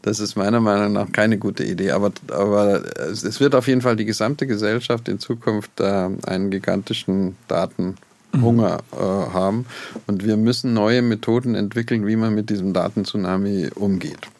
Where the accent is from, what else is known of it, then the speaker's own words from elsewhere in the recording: Oberammergau, Bavaria, Germany; moved away; also born or lived in Garching; ich bin in Oberammergau geboren